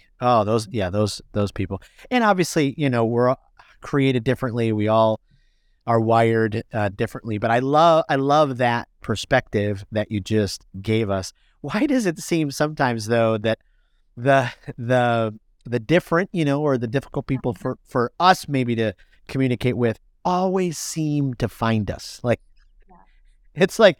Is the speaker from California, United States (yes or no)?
no; Michigan, United States; now in Florida, United States; I mean, I grew up born and raised in Michigan. I live in Florida now. But, you know, as Michiganders, we loved our sports teams.